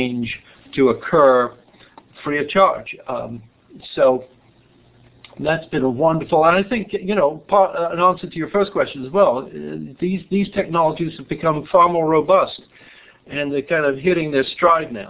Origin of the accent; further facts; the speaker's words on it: England, United Kingdom; moved away as an adult; I was born in England, and my biography is pretty simple for about the first 27 years. I went to school in England